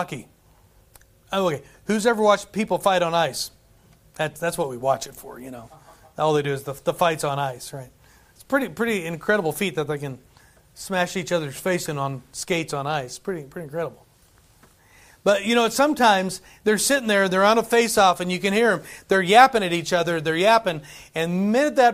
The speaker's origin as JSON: {"language": "English", "country": "United States", "also_born_or_lived": "Madagascar", "said": "As an American"}